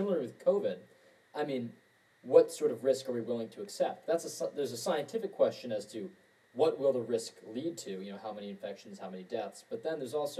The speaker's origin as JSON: {"language": "English", "region": "Washington", "country": "United States", "said": "my home state of Washington State"}